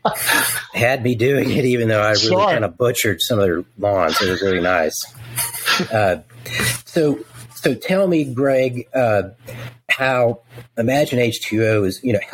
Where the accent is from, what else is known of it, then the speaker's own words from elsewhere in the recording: Texas, United States; I'm from Texas